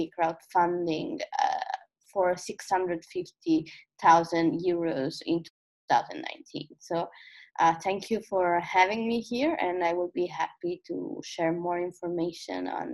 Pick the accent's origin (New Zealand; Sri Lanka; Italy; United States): Italy; from Italy